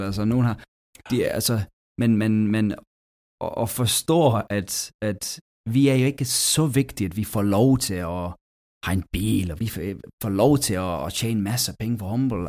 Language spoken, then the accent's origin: Danish; England, United Kingdom; Danish is a second language; moved away as an adult; also born or lived in Denmark; Altså jeg kommer fra England